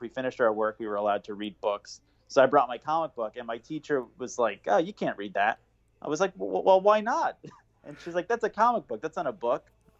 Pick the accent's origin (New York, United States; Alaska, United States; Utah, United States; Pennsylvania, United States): New York, United States; Bethpage; also born or lived in Queens, New York; I was born in Queens, Jamaica, Queens, and then when I was about 3 and a half, we moved to Bethpage on Long Island.